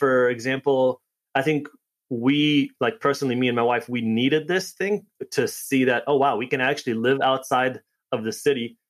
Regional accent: New York, United States; also born or lived in Connecticut; I'm from New York, and then last 3 months we've spent out here in Connecticut

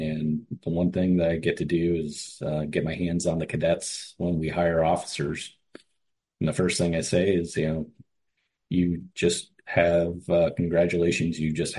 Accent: Cleveland, Ohio, United States; Back when I was hired, I grew up in Cleveland. I had nobody hunted or fished in my family.

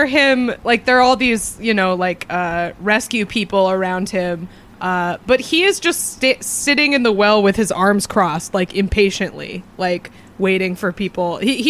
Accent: United States; as an American

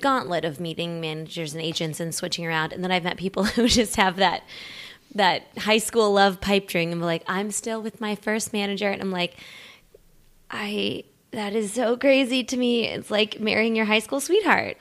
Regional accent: Midwest, United States; now in Los Angeles, United States; my Midwest upbringing

